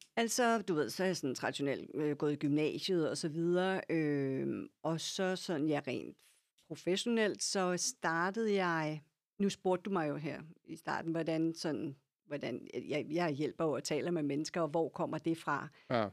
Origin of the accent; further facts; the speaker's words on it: Lyngby, Capital Region of Denmark, Denmark; also born or lived in Copenhagen / Herlev; now in Ølstykke, Denmark; jeg voksede op i Lyngby, sådan ja. nord for København